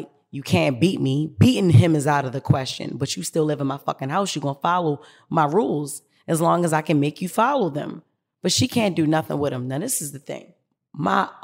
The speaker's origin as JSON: {"language": "English", "town": "Baltimore", "region": "Maryland", "country": "United States", "said": "I come from Baltimore City. Y'all know that. West Baltimore City, to be exact. And one thing about Baltimore City is we breed strong women"}